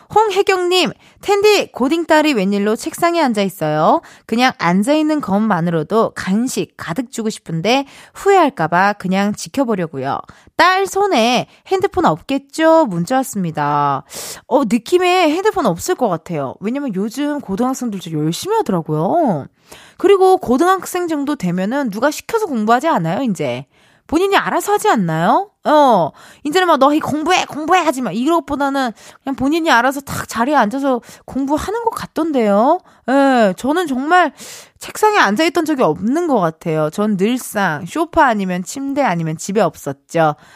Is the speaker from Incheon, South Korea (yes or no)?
yes; Incheon, South Korea; 저도 인천 사람이라